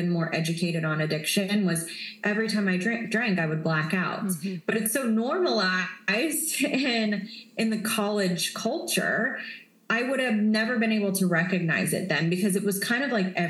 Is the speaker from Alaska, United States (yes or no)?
no; West Virginia, United States; moved away; I grew up in West Virginia, which is in the middle of nowhere. It's smaller than the town that I live in now